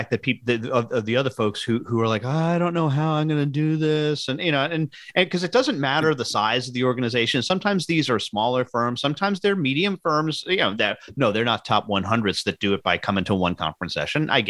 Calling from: Fort Myers, Florida, United States; I'm, I'm coming to from Fort Myers, Florida today.

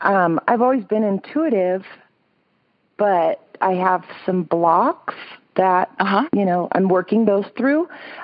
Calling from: Thornton, Colorado, United States; I'm calling from Denver. I actually live in Thornton, which is a suburb of Denver.

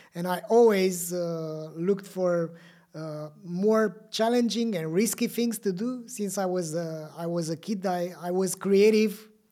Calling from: Bucharest, Romania; I'm calling you from Bucharest, uh, Romania

